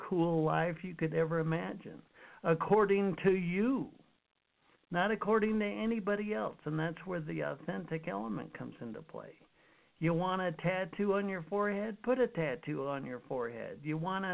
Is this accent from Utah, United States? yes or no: yes; Utah, United States; I grew up in Utah